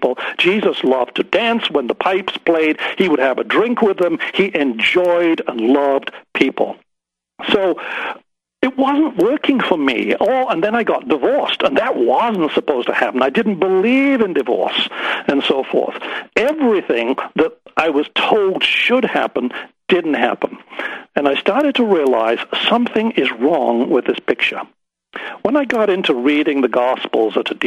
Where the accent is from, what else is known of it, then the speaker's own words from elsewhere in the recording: Harrogate, Yorkshire and the Humber, United Kingdom; I grew up in the Church of England, sang in the choir in Harrogate in Yorkshire in England, and my father sang in the choir